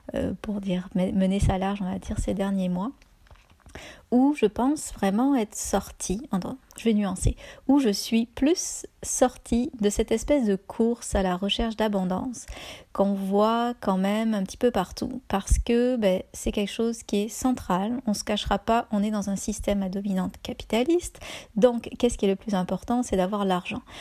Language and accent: French; France; moved away as an adult; now in Canada; Je suis française et j'habite au Canada depuis 15 ans